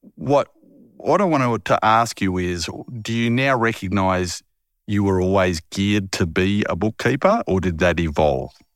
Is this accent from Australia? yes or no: yes; Harvey, Western Australia, Australia; moved away as an adult; I haven't lived in my hometown of Harvey, where I was born